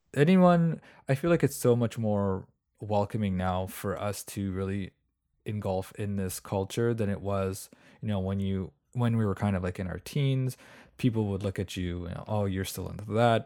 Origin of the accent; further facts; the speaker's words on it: Canada; I'm from Canada